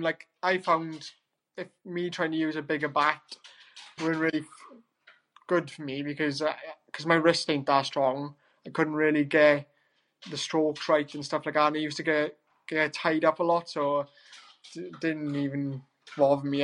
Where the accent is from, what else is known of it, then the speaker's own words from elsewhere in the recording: Wales, United Kingdom; as a Welshman.